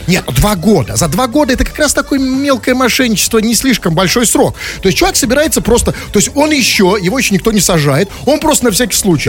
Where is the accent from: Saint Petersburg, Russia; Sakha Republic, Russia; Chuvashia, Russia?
Saint Petersburg, Russia; я, петербуржец